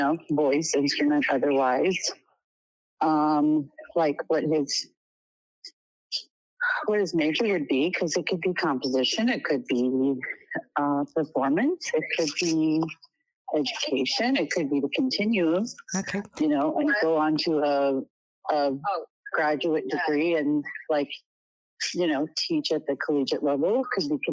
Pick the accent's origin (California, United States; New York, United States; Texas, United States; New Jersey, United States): California, United States; Long Beach; Chandra and I grew up in Long Beach.